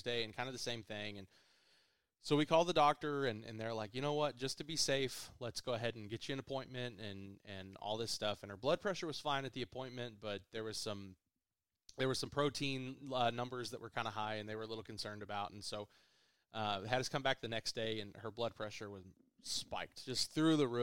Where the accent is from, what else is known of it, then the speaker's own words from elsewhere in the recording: Stillwater, Oklahoma, United States; I was born in Stillwater